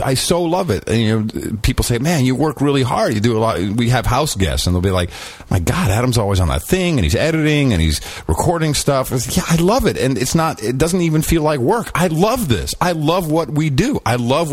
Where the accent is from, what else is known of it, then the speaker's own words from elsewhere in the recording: Amsterdam, North Holland, Netherlands; I grew up in Amsterdam.